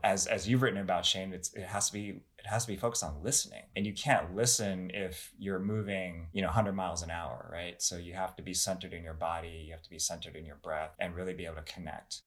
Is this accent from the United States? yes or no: yes; United States; I'm not Chinese American, I'm Korean American